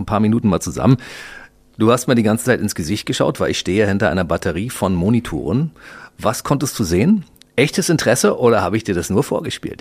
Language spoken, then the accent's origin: German; Berlin, Germany; Wir sind beide Berliner, ne? Du bist im Westen aufgewachsen, ich im Ostteil.